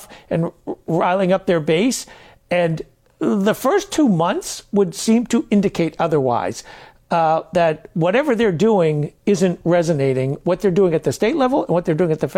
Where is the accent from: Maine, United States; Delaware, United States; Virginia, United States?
Maine, United States; also born or lived in New Hampshire; I'm from Maine